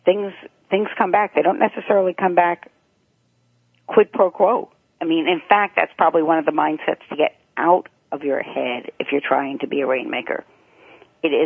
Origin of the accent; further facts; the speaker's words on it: New York City, New York, United States; I grew up in Rego Park